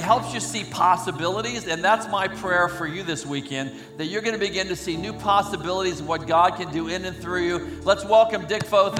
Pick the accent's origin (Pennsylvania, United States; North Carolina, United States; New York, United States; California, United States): California, United States; Oakland; also born or lived in Alameda; No, I'm a kid from Oakland, California. I was born in Alameda on St. Patrick's Day, March 17th, 1942.